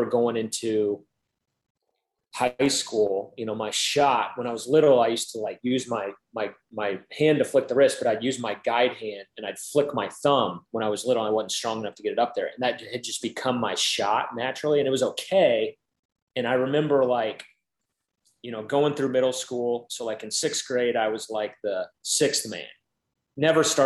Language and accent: English; Indiana, United States; growing up in Indiana